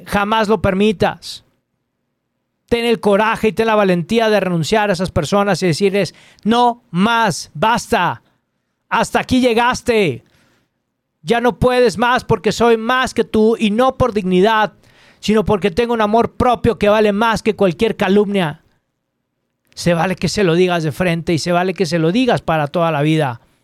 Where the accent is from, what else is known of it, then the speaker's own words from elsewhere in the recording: Chile; now in Guadalajara, Mexico; soy un escritor chileno felizmente radicado acá en, México